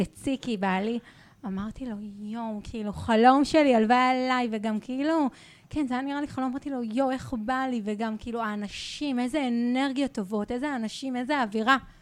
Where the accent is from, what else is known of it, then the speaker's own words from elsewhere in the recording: Rehovot, Central District, Israel; moved away as an adult; now in Jerusalem, Israel; גדלתי והתחנכתי ברחובות